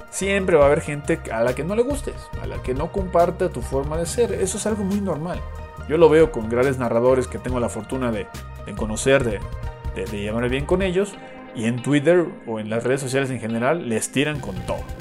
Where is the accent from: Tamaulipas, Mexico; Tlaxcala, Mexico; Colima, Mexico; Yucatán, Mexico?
Yucatán, Mexico; Mérida; accent: Yucatec; yo nací en Mérida, Yucatán, yo soy yucateco. Entonces yo tenía el acento yucateco que es bastante peculiar, muy arraigado.